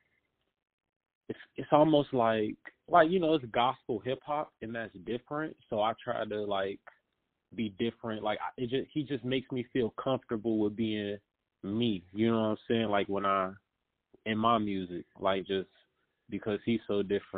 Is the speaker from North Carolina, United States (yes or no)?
no; Chicago, Illinois, United States; I am originally from Chicago, and I'm still in Chicago